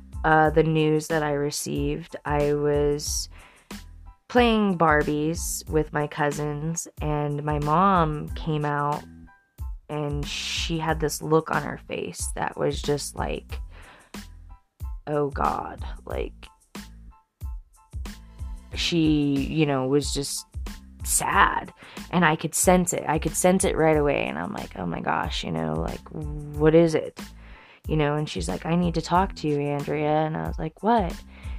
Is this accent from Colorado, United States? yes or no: yes; Denver, Colorado, United States; And when I was 9 years old, I grew up in Denver.